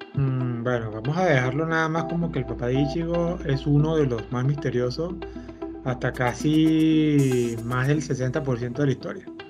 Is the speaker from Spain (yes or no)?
no; Venezuela; somos venezolanos